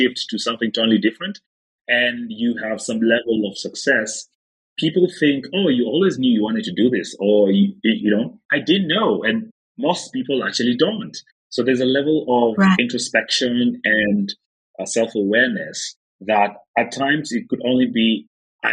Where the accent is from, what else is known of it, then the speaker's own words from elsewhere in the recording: Nakuru, Nakuru County, Kenya; I was born in Nakuru, which is about 150 kilometers off of Nairobi